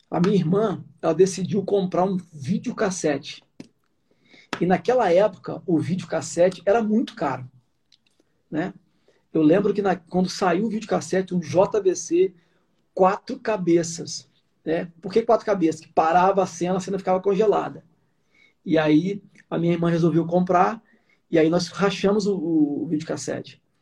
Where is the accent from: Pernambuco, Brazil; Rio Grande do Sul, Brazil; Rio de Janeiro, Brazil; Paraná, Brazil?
Rio de Janeiro, Brazil; Sumidouro; É, eu nasci em Sumidouro, né? Eu tive uma, uma, uma infância toda em Sumidouro, dos meus primeiros anos de vida.